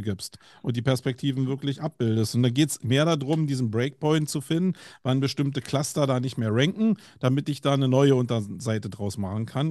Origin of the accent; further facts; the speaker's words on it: Berlin, Germany; accent: Berlinerisch; bei mir als Berliner